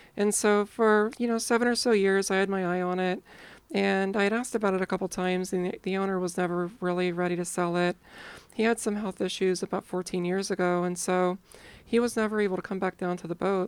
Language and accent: English; Ohio, United States; I grew up in Ohio